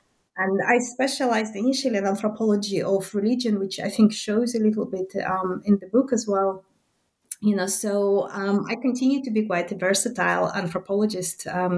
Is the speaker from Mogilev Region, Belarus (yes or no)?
no; Minsk, Minsk Region, Belarus; first language Russian; English is a second language; but I was born in Minsk, and that's still in the Soviet Belarus, so in the Soviet Union, to a mixed family